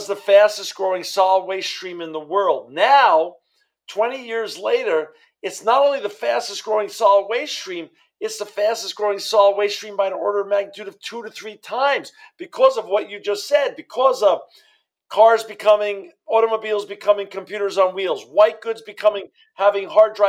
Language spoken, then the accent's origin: English; New York City, New York, United States; now in Fresno, United States; I grew up in New York City, and I now live in Fresno, California, with my wife and children and my granddaughter.